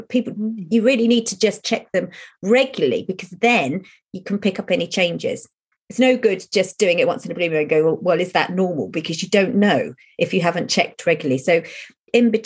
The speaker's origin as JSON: {"language": "English", "country": "United Kingdom", "said": "we're British"}